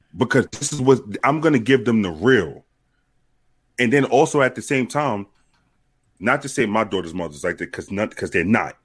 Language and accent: English; New York City, New York, United States; when I was growing up in New York